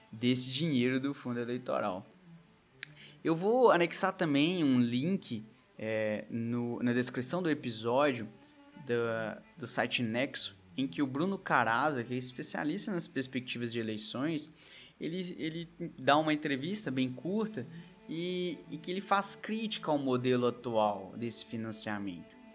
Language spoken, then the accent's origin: Portuguese; Coronel Fabriciano, Minas Gerais, Brazil; born there; now in Belo Horizonte, Brazil; a cidade onde eu nasci, Coronel Fabriciano, que tem cerca ali de 80 mil eleitores